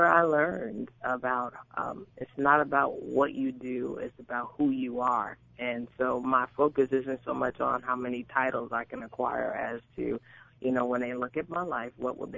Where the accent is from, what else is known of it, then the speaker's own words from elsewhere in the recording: New Jersey, United States; also born or lived in Irvington, New Jersey; born and raised in New Jersey. I spent most of my younger years in North New Jersey, transitioned to Irvington at about the age of 10